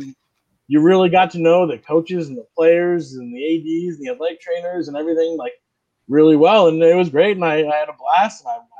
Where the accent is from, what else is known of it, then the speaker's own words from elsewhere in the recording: Vermont and New Hampshire, New England, United States; moved away as an adult; now in New Bedford, United States; I grew up in Vermont and New Hampshire, and I went to all these other places